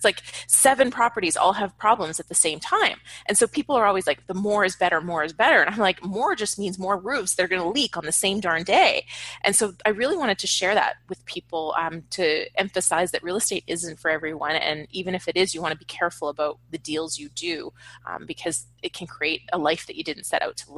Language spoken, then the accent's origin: English; Canada; moved away as an adult; now in Los Angeles, United States; I was in Canada at the time. I'm Canadian. I live in LA now